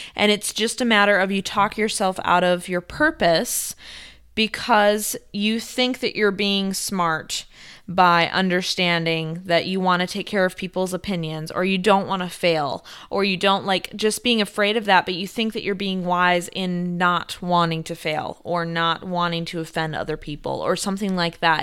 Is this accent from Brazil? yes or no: no; South Korea; moved away as an adult; also born or lived in Italy; I grew up in South Korea